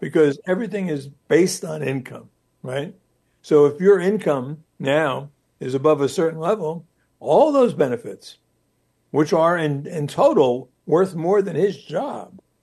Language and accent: English; Newark, New Jersey, United States; I grew up in Newark, New Jersey